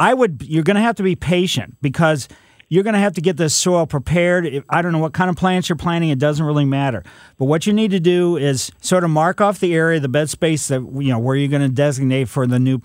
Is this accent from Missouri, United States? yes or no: yes; Ellisville, Missouri, United States; Growing up in Ellisville, we had streaks of different colors clay